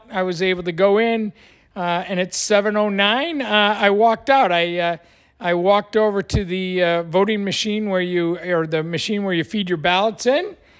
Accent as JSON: {"language": "English", "town": "Buffalo", "region": "New York", "country": "United States", "tie": "born or raised there", "moved": "yes", "lives_now": "Florida, United States", "said": "I grew up in Buffalo"}